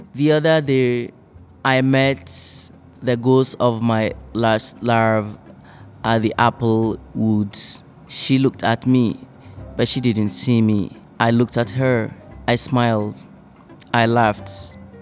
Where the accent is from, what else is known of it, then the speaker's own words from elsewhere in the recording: Togo; English is a second language; moved away as an adult; now in Flint, United States; I come from Togo, uh, a French speaking country in West Africa